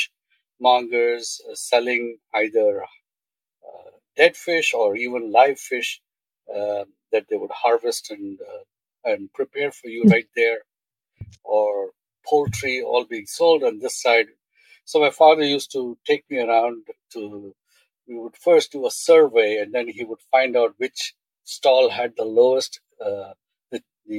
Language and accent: English; eastern India, India; moved away; also born or lived in Bombay; born in Bombay. I grew up in India, Eastern India.